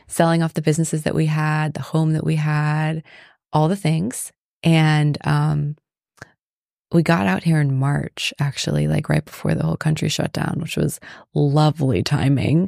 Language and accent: English; Palm Beach County, South Florida, United States; moved away; I grew up in South Florida.